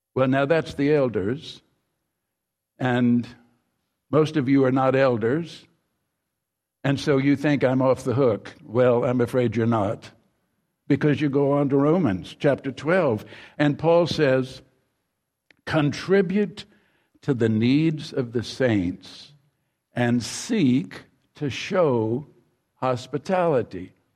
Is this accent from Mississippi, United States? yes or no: yes; Mississippi, United States; the home in which I grew up in Mississippi, further down Mississippi